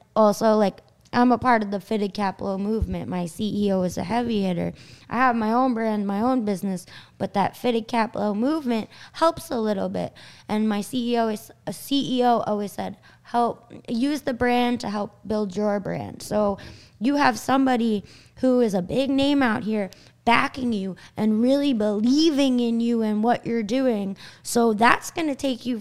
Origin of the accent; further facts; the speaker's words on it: Long Island, New York, United States; We're from Long Island